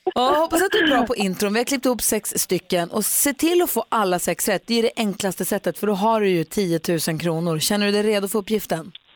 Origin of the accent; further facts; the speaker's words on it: Luleå, Norrbotten County, Sweden; moved away; jag är ju uppvuxen i Luleå.